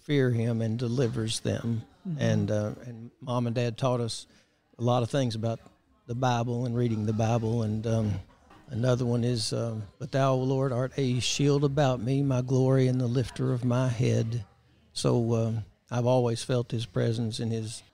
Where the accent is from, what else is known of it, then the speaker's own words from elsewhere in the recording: Throckmorton, Texas, United States; The first 7 years of my life, I grew up in a community called Throckmorton up in North Texas, close to Wichita Falls.